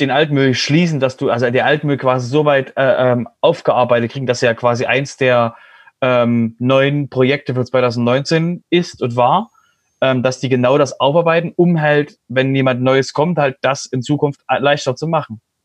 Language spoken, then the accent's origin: German; Germany; wir als Deutsche